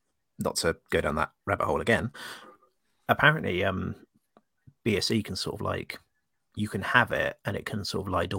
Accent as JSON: {"language": "English", "country": "Australia", "tie": "born or raised there", "moved": "yes", "lives_now": "United Kingdom", "said": "I was growing up in Australia at the time."}